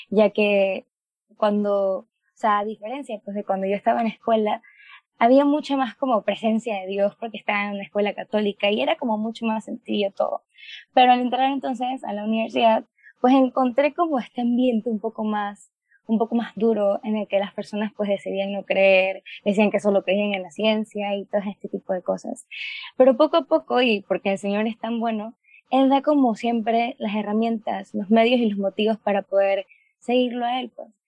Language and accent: Spanish; Panama; tengo 21 años, soy de Panamá y pues estudio medicina